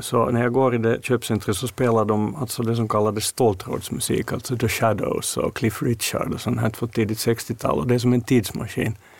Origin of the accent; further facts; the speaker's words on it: Finland; som finländare, alltså just med den här släkterfarenheten vi har, Mårten och jag